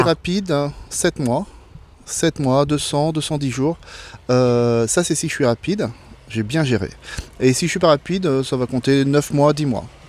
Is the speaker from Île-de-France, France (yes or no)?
no; Blois, Centre-Val de Loire, France; je suis né à Blois, donc dans, la, dans les terres.